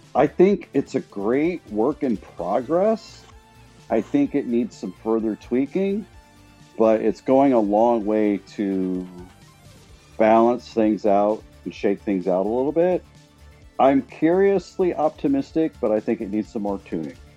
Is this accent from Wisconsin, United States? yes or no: no; Portland, Oregon, United States; I was born here in Portland, Oregon, USA, on the West Coast